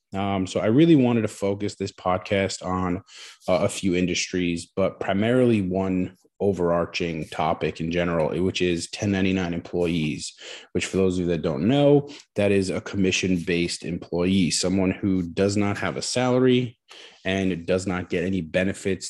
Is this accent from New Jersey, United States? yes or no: yes; New Jersey, United States; moved away as an adult; also born or lived in Queens, New York; I'm originally from New Jersey